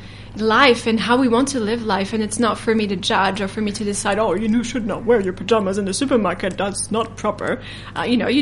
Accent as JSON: {"language": "English", "country": "France", "tie": "born or raised there", "moved": "yes", "lives_now": "New Zealand", "said": "I was raised in France"}